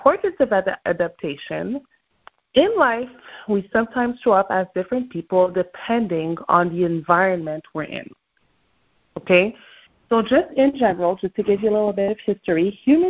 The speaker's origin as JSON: {"language": "English", "region": "Quebec", "country": "Canada", "accent": "French-Canadian accent from Quebec", "first_language": "French", "second_language": "English", "said": "French is my mother tongue, right? I realize that I'm able to easily switch accents depending on who I'm talking to. You know, I'm from Quebec, there's one accent."}